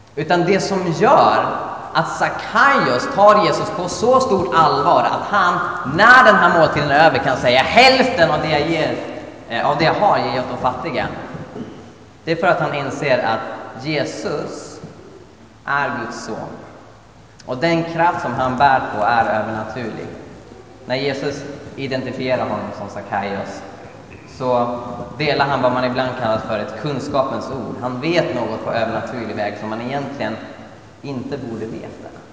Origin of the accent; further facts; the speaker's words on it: Sweden; jag var från Sverige.